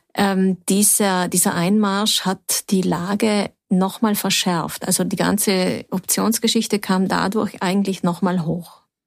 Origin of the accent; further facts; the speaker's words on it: South Tyrol, Trentino-Alto Adige, Italy; hier bei uns in Südtirol